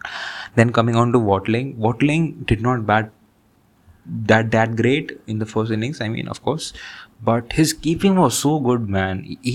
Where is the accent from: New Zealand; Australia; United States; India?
India; as an Indian cricket fan, I'll just end up India's side